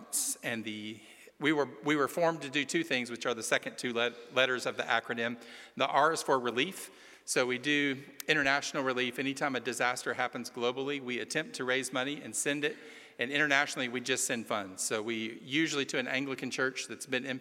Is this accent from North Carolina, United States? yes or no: no; just outside of Chattanooga, Tennessee, United States; I'm from Tennessee. I'm from just outside of Chattanooga